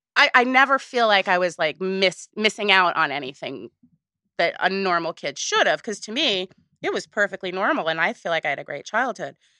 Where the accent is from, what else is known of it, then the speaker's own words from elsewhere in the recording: Woodstock, New York, United States; I grew up in Woodstock. So everybody's jaded there